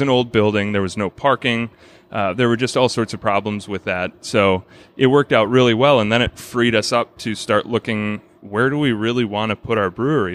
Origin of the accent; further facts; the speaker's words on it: Brookfield, Wisconsin, United States; I grew up in Brookfield, which is just the next town over